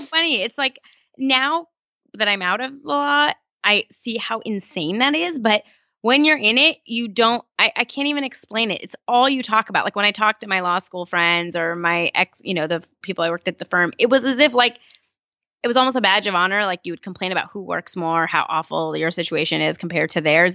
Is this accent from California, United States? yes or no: yes; California, United States; also born or lived in Iran; I've grown up in California, um, for the rest of my life, you know, since I was about four